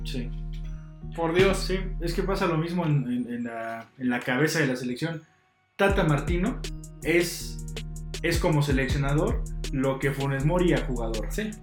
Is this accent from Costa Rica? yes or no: no; Mexico; aquí en México